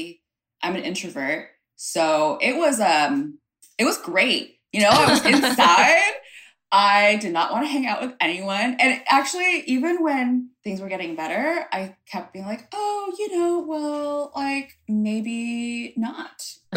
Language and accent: English; United States; so I'm Vietnamese American, and the concept of like Eastern community, like caring versus like individualistic Western community.